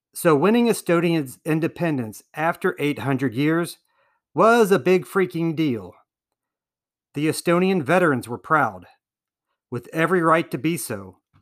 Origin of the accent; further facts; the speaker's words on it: United States; As an American citizen